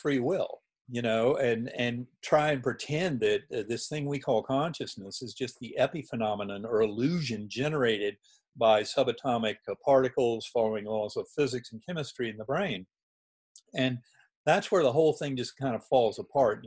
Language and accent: English; North Carolina, United States; moved away; also born or lived in Boston; I'd been taught in a Methodist church growing up in North Carolina